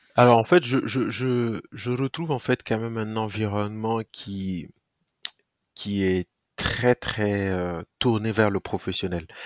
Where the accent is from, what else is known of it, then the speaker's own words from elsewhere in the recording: Burkina Faso; also born or lived in Koudougou; je, grandis au Burkina. Alors, je, je nais particulièrement dans une ville qui s'appelle Koudougou